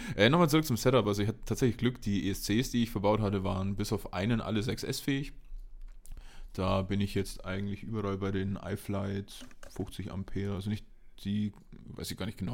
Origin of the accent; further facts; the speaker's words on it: Nördlingen, Bavaria, Germany; now in Munich, Germany; in Nördlingen war ich auch noch, genau hier, in meiner Heimatstadt